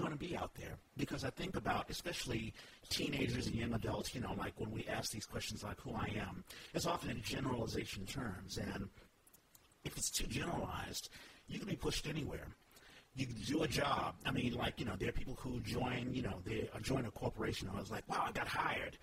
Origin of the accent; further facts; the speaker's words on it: United States; I'm a black man. And five, I'm American.